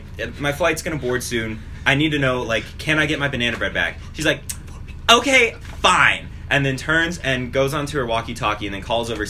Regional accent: Colorado, United States; moved away; We're from Colorado

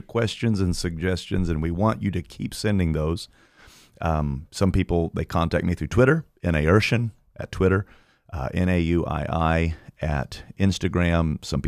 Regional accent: Durham, North Carolina, United States; born there; I was born in Durham, North Carolina.

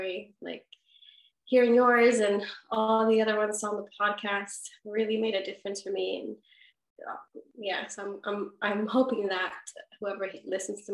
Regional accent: California, United States; now in Perth, Australia; I'm from California

